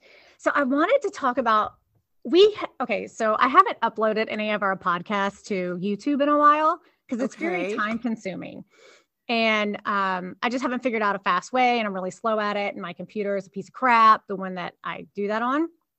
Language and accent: English; Baltimore, Maryland, United States; By the way, I was born and raised and lived in Northeast Baltimore City in the White Ghetto neighborhood, also known as Armistead Gardens. And I never considered myself Southern, despite living below the Mason-Dixon line.